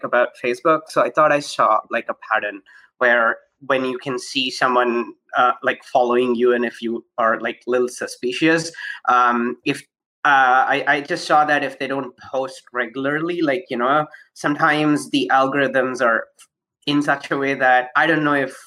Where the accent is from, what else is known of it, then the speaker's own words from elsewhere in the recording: Toronto, Ontario, Canada; I am from Toronto